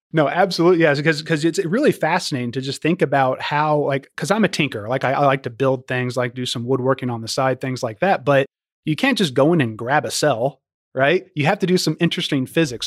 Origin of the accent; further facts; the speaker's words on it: Louisville, Kentucky, United States; I was born and raised in Louisville, and I'm glad to be employed in my hometown